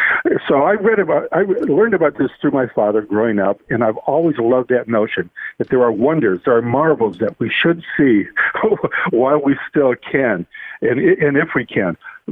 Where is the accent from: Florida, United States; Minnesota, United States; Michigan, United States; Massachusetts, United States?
Michigan, United States; Detroit; also born or lived in South Carolina; I grew up born in South Carolina in an army hospital, but raised in Detroit.